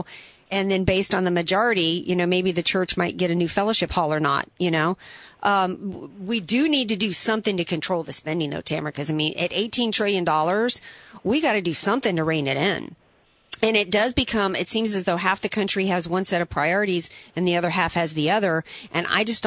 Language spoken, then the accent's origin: English; New Orleans, Louisiana, United States; I'm from the New Orleans area